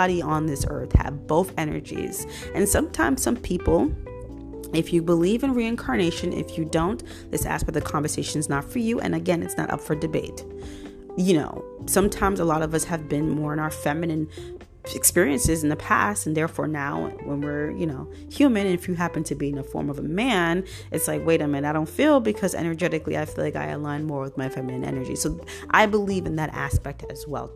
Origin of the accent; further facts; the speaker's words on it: New York City, New York, United States; I grew up in Brooklyn, New York, born and raised